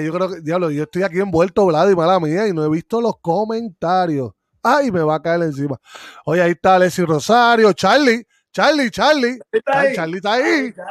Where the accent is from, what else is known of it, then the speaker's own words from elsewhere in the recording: Puerto Rico; moved away; yo cuando estaba en Puerto Rico